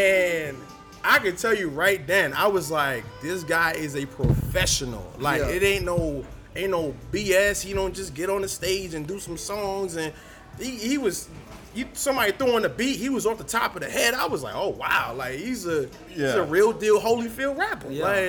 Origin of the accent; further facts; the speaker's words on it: New York, United States; moved away; I got down here maybe 2014, you know what I'm saying? And, you know, when I got down here, you know, I'm from New York.